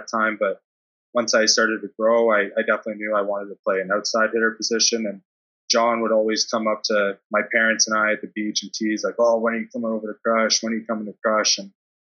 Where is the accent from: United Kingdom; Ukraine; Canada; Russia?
Canada; Brooklin, Ontario; moved away as an adult; also born or lived in Germany; I grew up in Brooklyn. And the elementary school I went to, in terms of Ontario, especially Durham